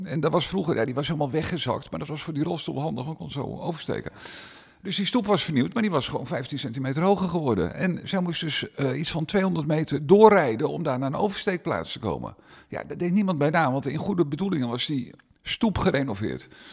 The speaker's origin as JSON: {"language": "Dutch", "town": "Meerkerk", "region": "South Holland", "country": "Netherlands", "said": "omdat ik hier vandaan kom. Ik kom uit Meerkerk"}